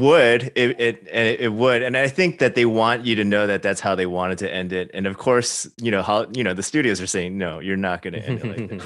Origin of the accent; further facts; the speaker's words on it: Chicago, Illinois, United States; I grew up in sh-, suburban Chicago, not Arkansas